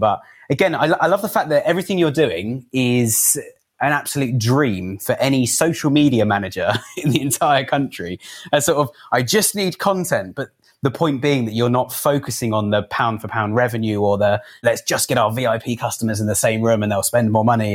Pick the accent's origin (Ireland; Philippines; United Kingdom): United Kingdom; Cobham, South East England; I grew up in Cobham in Surrey